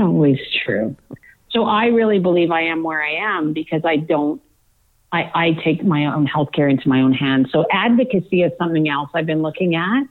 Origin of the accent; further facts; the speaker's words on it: Manitoba, Canada; a town that I grew up in in Manitoba